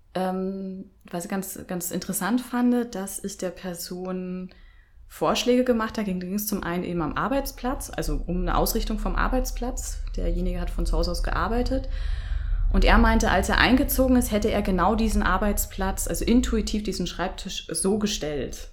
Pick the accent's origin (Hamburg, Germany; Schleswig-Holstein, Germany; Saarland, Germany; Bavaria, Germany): Bavaria, Germany; moved away; bin ursprünglich aus Bayern